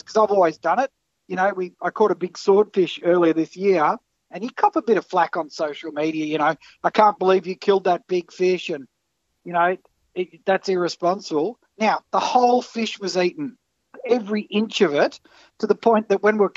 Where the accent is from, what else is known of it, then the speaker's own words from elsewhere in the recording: Port Phillip Bay, Victoria, Australia; we grew up down on Port Phillip Bay there